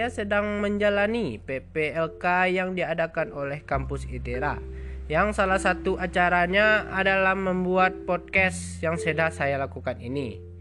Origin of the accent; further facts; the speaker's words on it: West Sumatra, Indonesia; now in Lampung, Indonesia; Saya berasal dari Sumatera Barat yang lebih tepatnya di Kabupaten Solok Selatan.